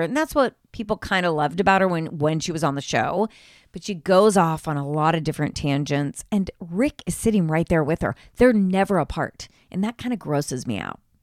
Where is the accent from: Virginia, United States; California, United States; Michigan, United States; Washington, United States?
California, United States; Marin County; moved away as an adult; also born or lived in Los Angeles; now in Sacramento, United States; I grew up in Marin County